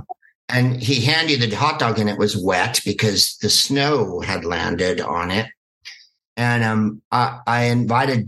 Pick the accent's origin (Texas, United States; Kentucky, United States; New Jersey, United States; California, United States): California, United States; Bay Area; accent: Bay Area; I'm from California, you can hear by my accent. I have a hella Bay Area accent